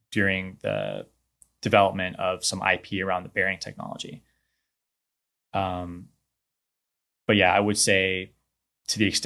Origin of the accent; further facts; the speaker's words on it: Houston, Texas, United States; also born or lived in New Orleans / Atlanta / New Mexico; moved here when I was one. Okay. So we'll pretty much, uh, I guess you could say I'm from Houston.